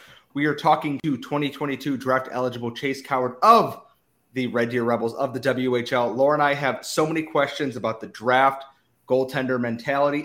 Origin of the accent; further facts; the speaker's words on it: United States; I am American